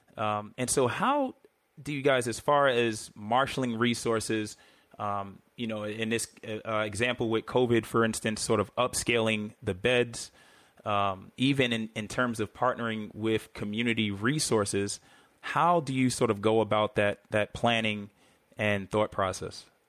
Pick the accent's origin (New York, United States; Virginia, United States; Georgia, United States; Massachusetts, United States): New York, United States; New York City; growing up in New York City